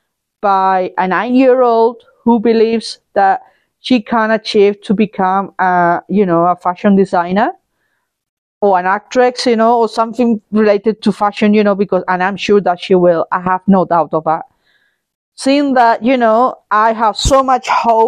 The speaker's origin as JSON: {"language": "English", "country": "Spain", "tie": "born or raised there", "moved": "yes", "said": "fly to my home country, which is Spain. That'll be happening next week. And enjoy the sunshine. It's gonna be quite hot there, I imagine. And it would be a shock to the system, but be able to have some, be able to connect with my motherland, with the place that saw me grow up"}